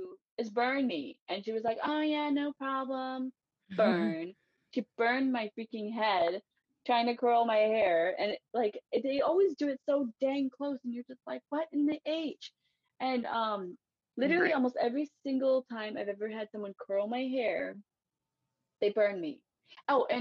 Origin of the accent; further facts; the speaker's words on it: East Coast, United States; I was raised in America